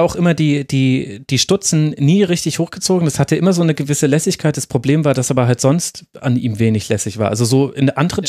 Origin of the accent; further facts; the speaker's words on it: Würzburg, Bavaria, Germany; Ich komme ja aus der Würzburger Ecke, also Großraum Würzburg.